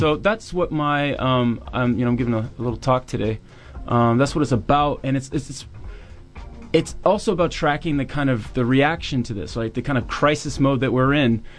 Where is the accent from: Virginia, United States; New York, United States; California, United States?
Virginia, United States; I'm from Virginia